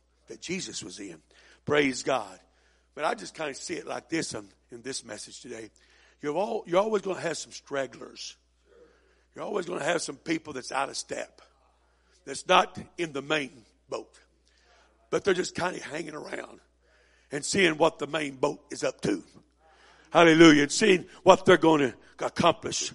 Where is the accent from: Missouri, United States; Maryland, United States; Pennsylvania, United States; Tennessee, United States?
Missouri, United States; I was raised up in Missouri